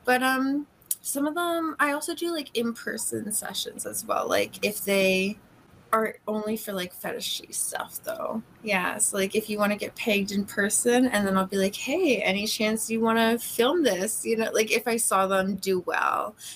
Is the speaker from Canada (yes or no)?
yes; Canada; Like I'm Canadian, so I flip around from Vancouver to Toronto a lot